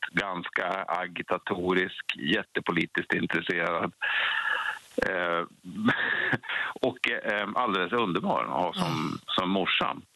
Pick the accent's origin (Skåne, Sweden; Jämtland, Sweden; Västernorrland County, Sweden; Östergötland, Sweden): Jämtland, Sweden; Krokom; Jag är från Krokom.